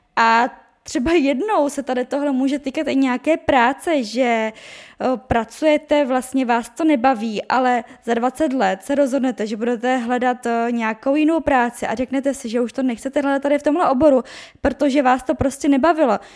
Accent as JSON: {"language": "Czech", "country": "Czechia", "also_born_or_lived": "Brno", "said": "já jsem z České republiky"}